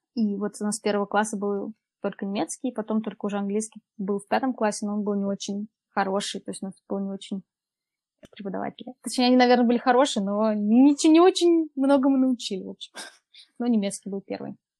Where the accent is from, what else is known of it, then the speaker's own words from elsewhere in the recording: Tomsk, Tomsk Oblast, Russia; moved away as an adult; also born or lived in Poland; now in Munich, Germany; Я из Томска, и, получается, 18 лет. 18 лет я там училась в школе, и 18 лет я переехала в Польшу